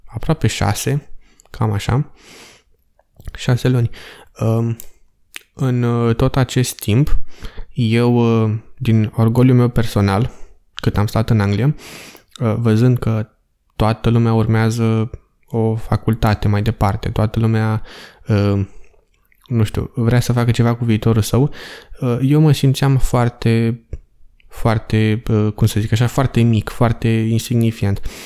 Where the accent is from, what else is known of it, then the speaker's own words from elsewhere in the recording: Romania; moved away as an adult; also born or lived in England; sunt român